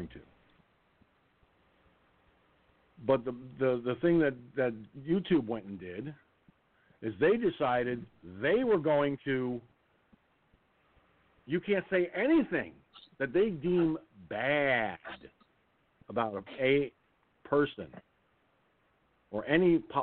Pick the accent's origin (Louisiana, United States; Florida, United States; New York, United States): New York, United States; I'm from New York. Okay, I'm in New York